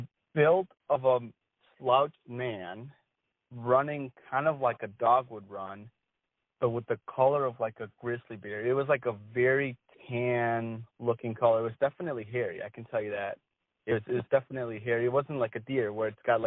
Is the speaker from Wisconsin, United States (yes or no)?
yes; Wisconsin, United States; I grew up in Wisconsin